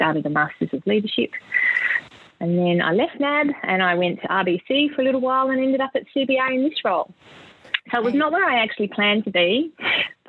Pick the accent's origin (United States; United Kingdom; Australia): Australia; South Australia; growing up in South Australia